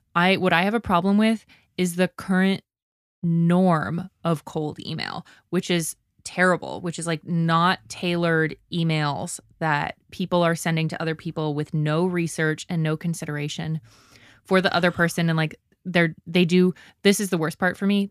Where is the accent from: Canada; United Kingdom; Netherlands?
Canada; I'm Canadian